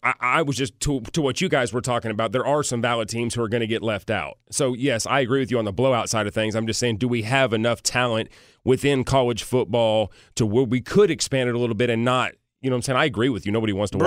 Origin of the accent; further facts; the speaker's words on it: Tennessee, United States; Of course, go Titans. Cheer for my hometown team.